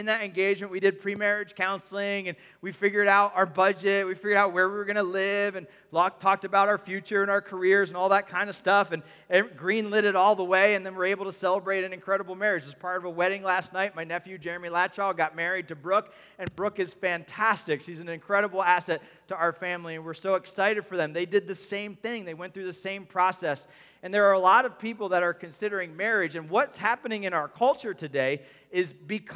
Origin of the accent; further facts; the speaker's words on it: United States; we're young and we're American in the 2020s